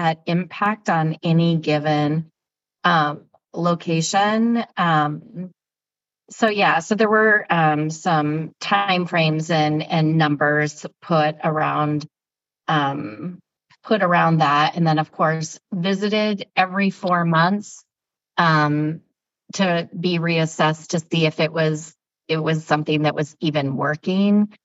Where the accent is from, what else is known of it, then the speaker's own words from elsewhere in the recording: Iowa, United States; moved away; I grew up in Iowa